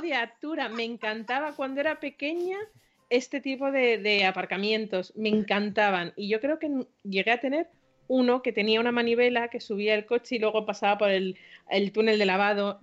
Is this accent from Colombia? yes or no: no; Madrid, Community of Madrid, Spain; soy madrileña por los cuatro costados